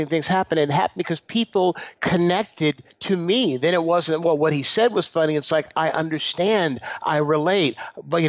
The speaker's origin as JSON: {"language": "English", "town": "San Leandro", "region": "California", "country": "United States", "tie": "born or raised there", "said": "I grew up in San Leandro, California, which is the city I still live"}